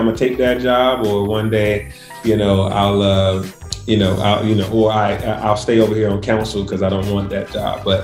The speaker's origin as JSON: {"language": "English", "town": "Atlanta", "region": "Georgia", "country": "United States", "tie": "born or raised there", "said": "growing up in Atlanta"}